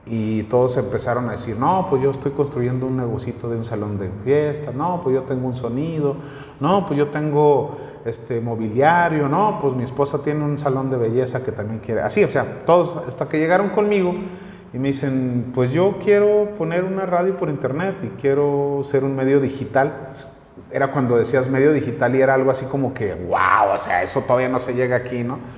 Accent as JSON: {"language": "Spanish", "region": "Comarca Lagunera", "country": "Mexico", "moved": "yes", "lives_now": "Calera, Mexico", "said": "soy lagunero, no soy nativo de aquí de, de Calera, soy lagunero, llegué hace 17 años, ya voy a cumplir 17 años que llegué aquí a al municipio de Calera"}